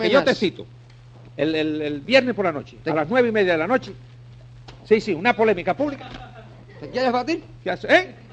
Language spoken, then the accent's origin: Spanish; Spain; no, yo soy español, yo no, yo no me meto